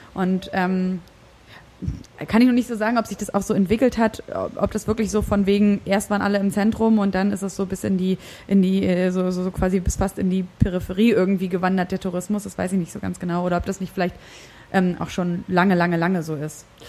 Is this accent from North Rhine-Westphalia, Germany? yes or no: no; Berlin, Germany; wenn mich Leute gefragt haben, woher kommst du und ich gesagt habe, Berlin